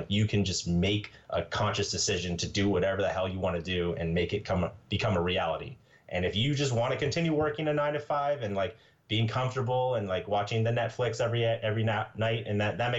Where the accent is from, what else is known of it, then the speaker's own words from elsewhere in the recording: Maine, United States; also born or lived in Minnesota; So for example, I grew up in Maine and Minnesota in cold countries, or not countries, states, but I call it, you know, cold country.